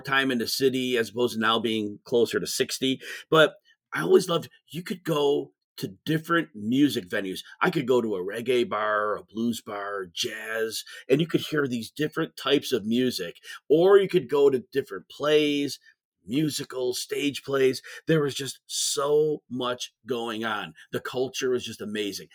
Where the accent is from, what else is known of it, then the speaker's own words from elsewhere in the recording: Cicero, Illinois, United States; I grew, was born and raised in Cicero